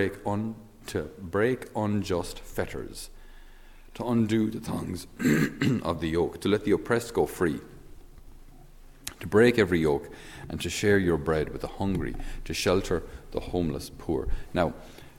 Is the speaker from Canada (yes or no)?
no; Ireland; us as Irish